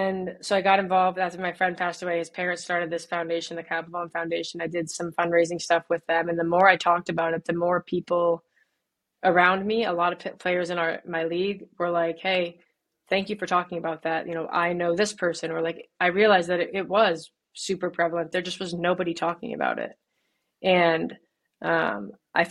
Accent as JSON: {"language": "English", "town": "Birmingham", "region": "Michigan", "country": "United States", "tie": "born or raised there", "said": "I grew up in Birmingham, Michigan"}